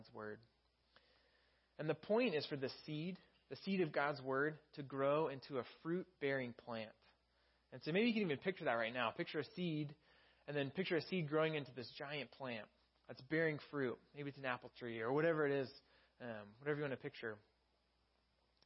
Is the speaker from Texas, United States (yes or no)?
yes; Texas, United States; now in California, United States; I'm from Texas